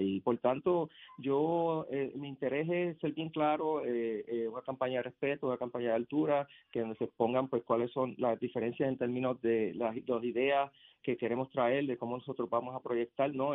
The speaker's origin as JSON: {"language": "Spanish", "town": "Yauco", "country": "Puerto Rico", "said": "ibarrito aquí de Puerto Rico, de Yauco"}